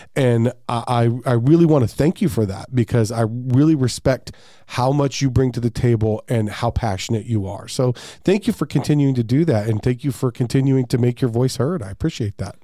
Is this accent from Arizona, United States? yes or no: yes; Peoria, Arizona, United States; I grew up in Peoria too